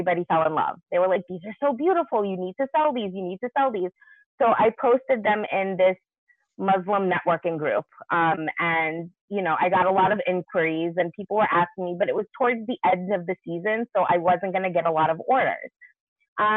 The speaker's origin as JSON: {"language": "English", "town": "New York City", "region": "New York", "country": "United States", "said": "I'm from Brooklyn, New York."}